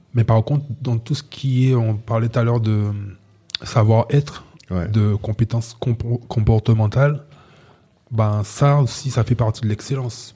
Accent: Guadeloupe; je, viens d'un endroit où euh, l'identité, c'est quelque chose de complexe. Donc, c'est la Guadeloupe

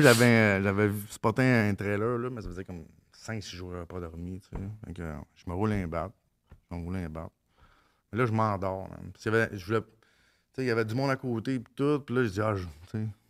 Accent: Mont-Saint-Michel, Quebec, Canada; je viens de Mont-Saint-Michel, dans le bout de Mont-Laurier

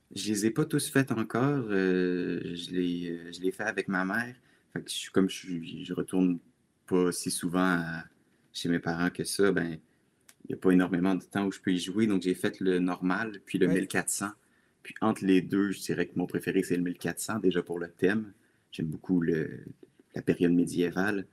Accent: Laval, Quebec, Canada; moved away as an adult; now in Quebec City, Canada; je suis présentement à Québec, dans la capitale, mais je suis originaire de Laval, en banlieue de Montréal.

